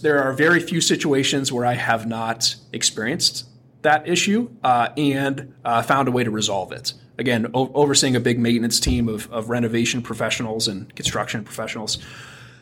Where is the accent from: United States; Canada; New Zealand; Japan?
United States; Athens, Ohio; I grew up in Athens, Ohio